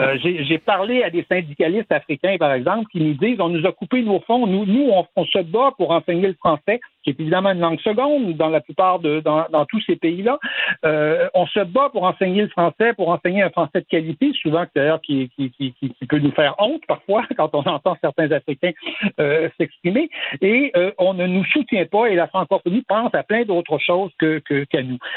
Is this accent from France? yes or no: no; Quebec, Canada; first language French; Le français, c'est notre langue maternelle, mais on n'a pas cet héritage euh, colonial